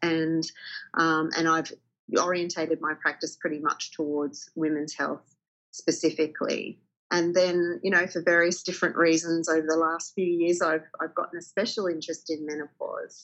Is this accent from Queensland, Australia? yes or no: no; country Victoria, Australia; I grew up in country Victoria